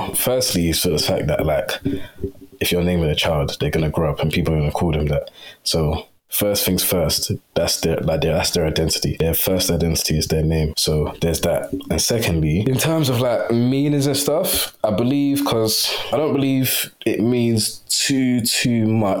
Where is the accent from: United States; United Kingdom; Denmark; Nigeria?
Nigeria; because even though we're all Nigerian, like, when it comes to, like, different tribes and stuff